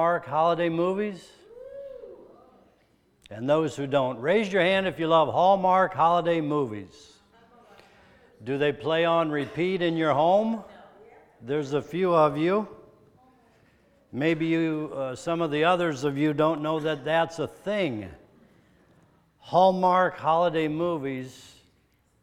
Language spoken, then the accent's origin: English; Denver, Colorado, United States; moved away; also born or lived in eastern Nebraska / western Iowa; I was born in Denver, Colorado.